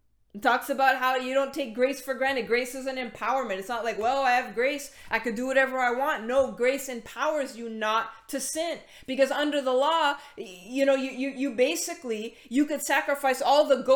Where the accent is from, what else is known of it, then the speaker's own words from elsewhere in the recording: Canada; we're Canadian